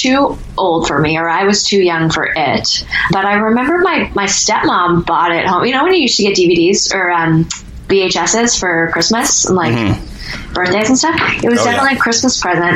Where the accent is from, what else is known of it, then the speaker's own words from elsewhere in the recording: Malpeque, Prince Edward Island, Canada; I'm not from a town. I'm from Malpeck, Prince Edward Island.